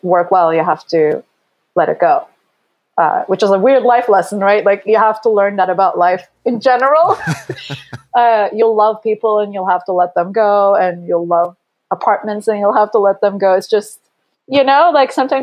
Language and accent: English; Istanbul, Turkey; moved away as an adult; now in Los Angeles, United States; I grew up in Istanbul, then I moved to a different city in high school, and I lived alone